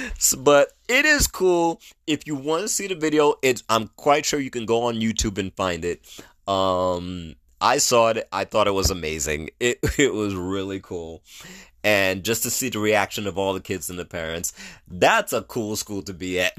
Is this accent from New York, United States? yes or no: yes; New York, United States; the New York educational system that I grew up